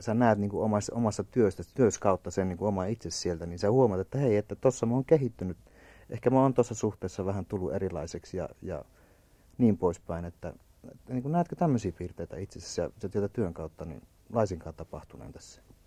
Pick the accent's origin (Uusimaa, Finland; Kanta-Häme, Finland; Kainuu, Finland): Kainuu, Finland; mä oon itse alun perin kainuulainen